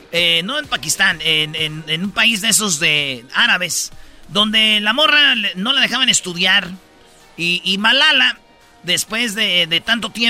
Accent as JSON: {"language": "Spanish", "country": "Mexico", "said": "Lo que me dolió que uno como mexicano, para que le tiren sopa"}